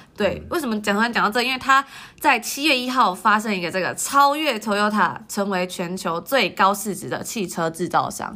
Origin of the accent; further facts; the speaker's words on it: Taiwan; moved away; 我们在台湾长大